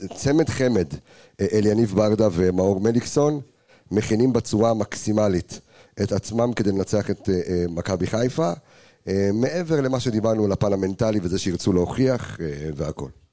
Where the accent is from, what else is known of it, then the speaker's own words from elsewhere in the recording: Jerusalem, Jerusalem District, Israel; אני ירושלמי